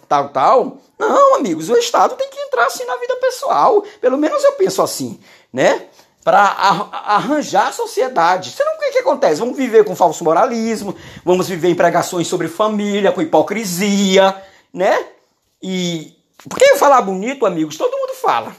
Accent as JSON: {"language": "Portuguese", "region": "Maranhão", "country": "Brazil", "said": "eu sou maranhense"}